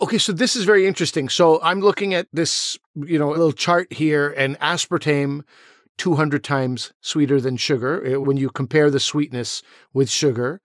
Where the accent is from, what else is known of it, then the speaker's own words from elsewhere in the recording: Pakistan; as a Pakistani, you know, as a South Asian